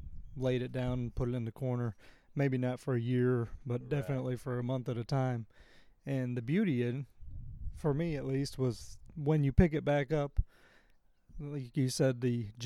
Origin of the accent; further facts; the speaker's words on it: Rochester, New York, United States; moved away as an adult; also born or lived in Kendallville, Indiana / Corning, New York; now in Wilkesboro, United States; I grew up in New York State, upstate New York near Rochester